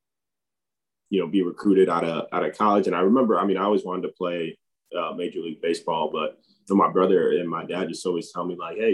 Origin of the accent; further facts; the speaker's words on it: Tampa, Florida, United States; And I grew up in Tampa